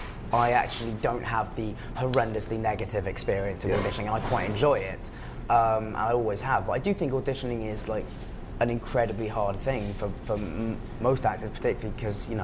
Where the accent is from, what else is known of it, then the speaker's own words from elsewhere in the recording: England, United Kingdom; accent: English; now in New York, United States; my English accent